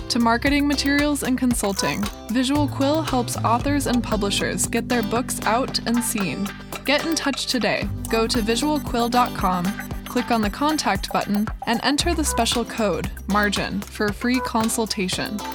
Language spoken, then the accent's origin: English; New Jersey, United States; really confused growing up in New Jersey, really far from my tribe.